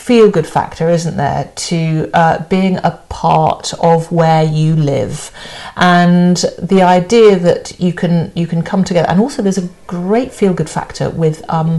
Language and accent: English; Cornwall, South West England, United Kingdom